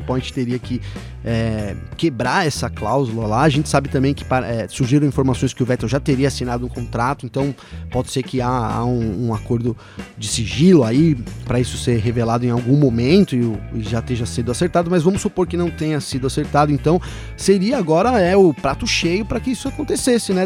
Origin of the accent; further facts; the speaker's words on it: Brazil; eu já sou brasileiro